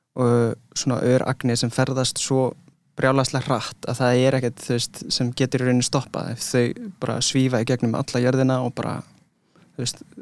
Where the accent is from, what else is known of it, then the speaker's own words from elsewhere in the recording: London, United Kingdom; moved away; ég ólst upp í London